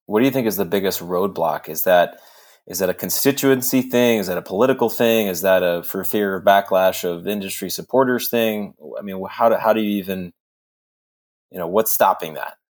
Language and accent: English; Texas, United States; I'm a Texan